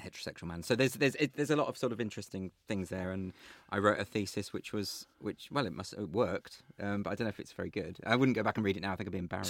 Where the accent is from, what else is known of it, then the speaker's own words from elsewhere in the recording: Sandwell, West Midlands, United Kingdom; also born or lived in Warsaw; I grew up in the Midlands. I was born in Sandwell, uh, lived in Warsaw for a time